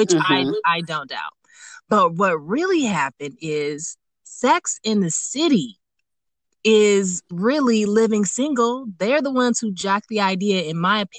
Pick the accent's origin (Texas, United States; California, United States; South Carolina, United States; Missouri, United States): California, United States; Los Angeles; LA. They representing, you know, where I'm from